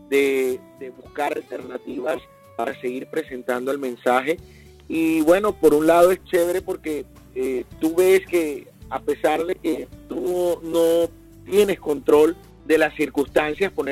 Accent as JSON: {"language": "Spanish", "town": "Barranquilla", "region": "Atlántico", "country": "Colombia", "lives_now": "United States", "said": "Bueno, yo soy eh, de Barranquilla, Colombia. Muchos dicen que no tengo acento de costeño. Eh, de vez en cuando se me sale uno que otro eh, palabra y entonces la gente, ah, sí, sí, sí, es de la costa."}